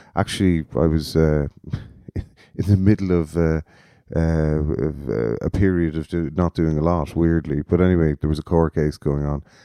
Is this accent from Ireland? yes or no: yes; Galway, Connacht, Ireland; now in Cork, Ireland; I'm from Galway